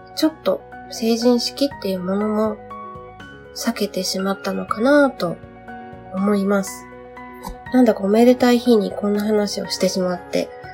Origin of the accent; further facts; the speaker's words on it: Kyushu, Saga, Japan; moved away as an adult; now in Tokyo, Japan; 地元が九州で、今住んでいるのは東京で